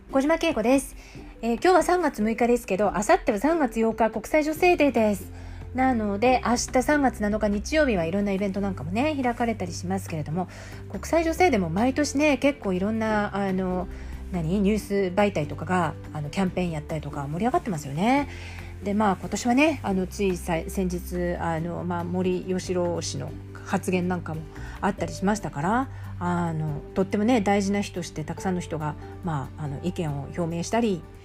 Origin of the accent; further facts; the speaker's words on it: Japan; moved away as an adult; also born or lived in Australia; 日本社会で日本人としてつまりマジョリティとして生活している